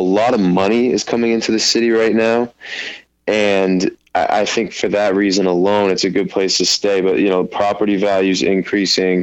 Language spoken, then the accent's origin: English; Portland, Maine, United States; I'm from Portland, Maine